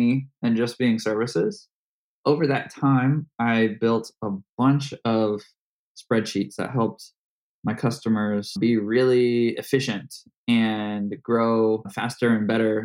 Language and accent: English; Indianapolis, Indiana, United States; my hometown, Indianapolis